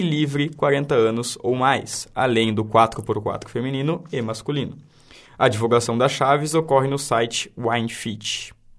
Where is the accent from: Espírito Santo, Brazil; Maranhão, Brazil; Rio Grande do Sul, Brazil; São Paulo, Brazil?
Rio Grande do Sul, Brazil; Santana do Livramento; Eu sou de Santo Livramento